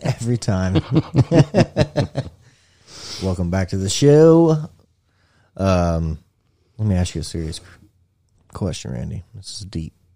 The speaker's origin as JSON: {"language": "English", "region": "Indiana", "country": "United States", "said": "I'm from Indiana"}